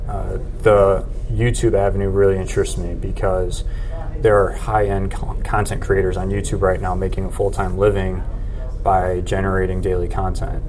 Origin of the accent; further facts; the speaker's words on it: Plainfield, Illinois, United States; moved away as an adult; now in Indianapolis, United States; I'm originally from Plainfield, which is a suburb of Chicago